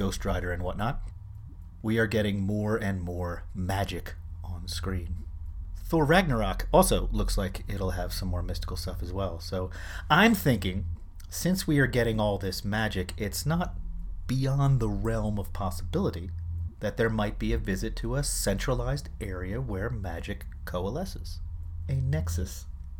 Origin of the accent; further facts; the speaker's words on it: Philadelphia, Pennsylvania, United States; I grew up in Philadelphia in the 1970s, and Philly at that time was a very segregated city.